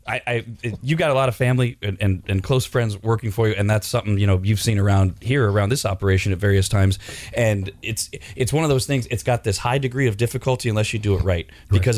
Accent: California, United States; I'm I'm basically from California, mm-hmm. right? Since I was three months old

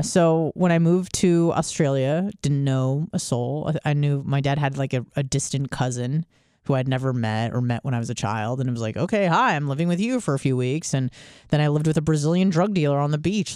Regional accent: California, United States; I was from California

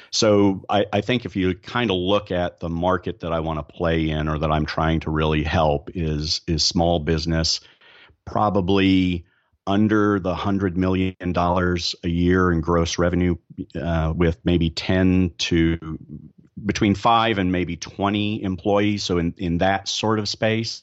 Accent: Dallas, Texas, United States; I'm from Dallas

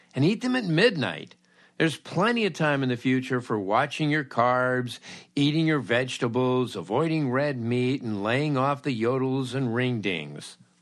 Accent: Los Angeles, California, United States; my checkered youth growing up in Los Angeles

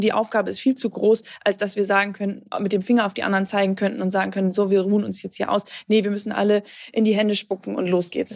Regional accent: Bremen, Germany; auf meine Heimat zu kommen, in Bremen

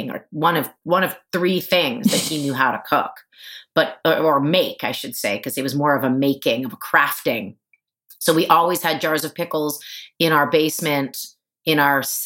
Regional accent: Toronto, Ontario, Canada; moved away as an adult; now in New York, United States; I grew up in Canada

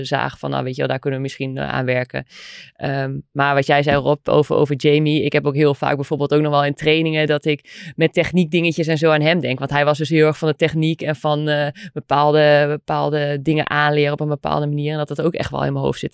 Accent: Netherlands; wij als Nederlanders

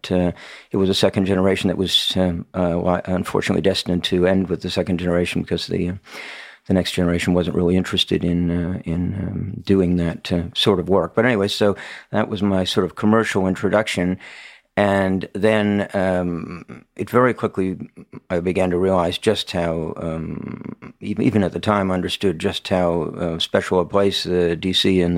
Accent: Washington, District of Columbia, United States; And I came from the Washington, D.C. area, so I had become aware that Washington was something of a center for retail purchase of wine

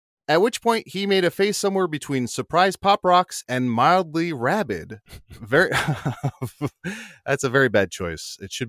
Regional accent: the South, United States; As a Southerner, I think it's a wonderful word.

